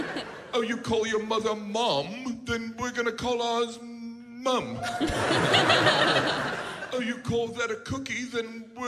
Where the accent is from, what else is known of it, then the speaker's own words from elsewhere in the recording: United States; because I'm American and we invented the English language.